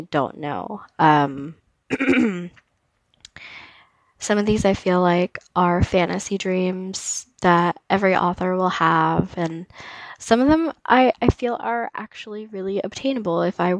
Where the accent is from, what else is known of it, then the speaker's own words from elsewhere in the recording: DeLand, Florida, United States; moved away; growing up in DeLand and stuff like that has been, a big piece of who I am